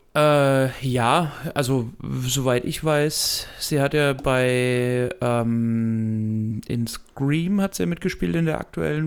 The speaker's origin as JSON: {"language": "German", "country": "Germany", "said": "als Deutscher"}